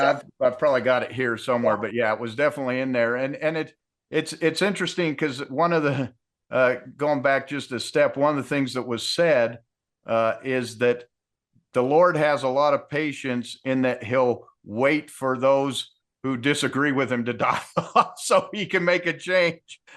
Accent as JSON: {"language": "English", "region": "Utah", "country": "United States", "tie": "born or raised there", "said": "I grew up in Utah in the 70s."}